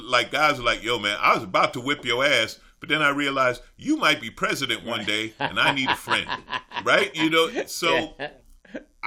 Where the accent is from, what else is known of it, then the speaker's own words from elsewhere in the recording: New York City, New York, United States; I grew up in Queens.